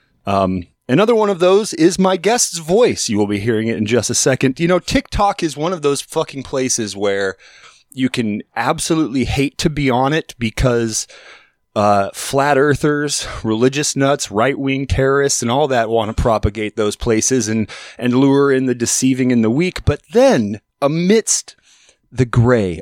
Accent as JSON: {"language": "English", "region": "Alaska", "country": "United States", "also_born_or_lived": "Portland", "moved": "as an adult", "said": "I'm from Alaska originally"}